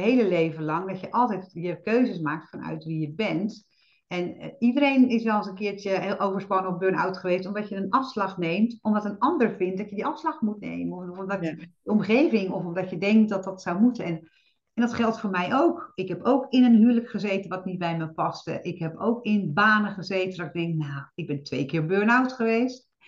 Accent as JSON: {"language": "Dutch", "country": "Netherlands", "said": "wij hebben als Nederlanders"}